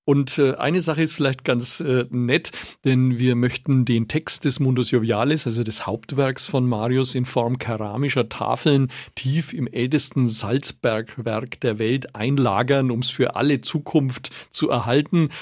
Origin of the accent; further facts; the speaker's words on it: Nuremberg, Bavaria, Germany; als Nürnberger